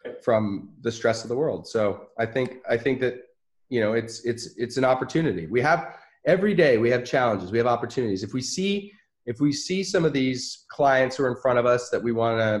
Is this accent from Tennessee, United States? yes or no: no; New York City, New York, United States; moved away; also born or lived in the South; I was born in Manhattan, New York